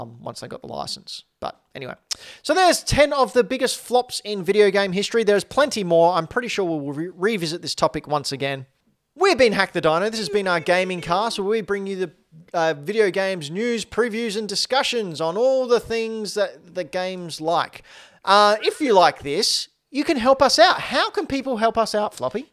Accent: Australia; I'm Australian

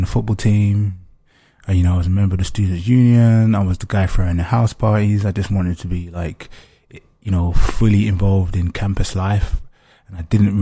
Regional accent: London, United Kingdom; I grew up in East London, where there's like a high population of Africans, particularly kind of second generation Africans like myself.

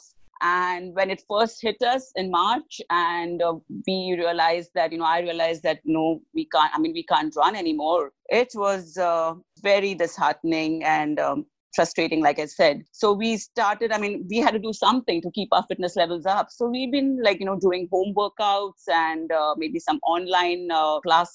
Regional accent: India; I'm from India

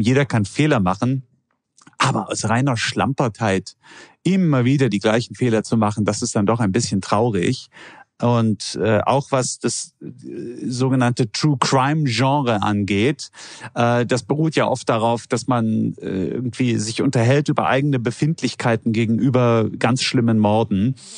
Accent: Germany; als Deutscher

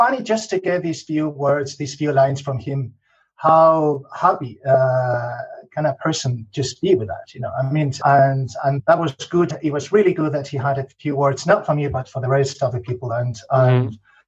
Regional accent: Madrid, Community of Madrid, Spain; English is a second language; also born or lived in Scotland / Northern Ireland; I'm Spanish. I'm from Spain, from Madrid, actually.

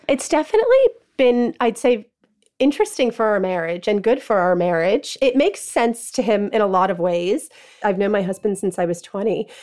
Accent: New York, United States; moved away as an adult; now in London, United Kingdom; Growing up in New York and being in high school in the nineties

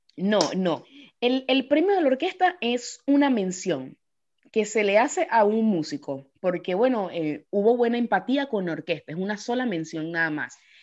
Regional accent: Yaracuy, Venezuela; moved away as an adult; also born or lived in Caracas, Venezuela; now in Paris, France; me fui de Yaracuy para Caracas

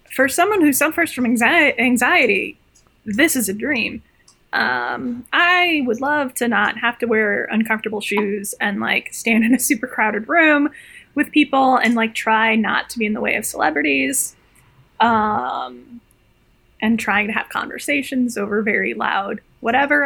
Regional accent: Midwest, United States; growing up in the Midwest

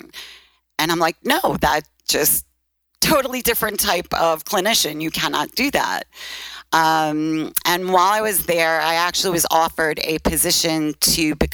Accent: New York City, New York, United States; accent: Brooklyn; moved away; also born or lived in Phoenix; I'm from Brooklyn. And obviously, even after 20 years, you still hear the Brooklyn accent.

